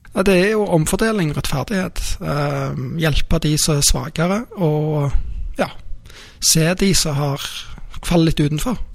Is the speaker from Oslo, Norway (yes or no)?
no; Rennesøy, Rogaland, Norway; now in Stavanger, Norway; Jeg er født i Stavanger og oppvokst på Rennesøy og flytta tilbake da jeg var 18.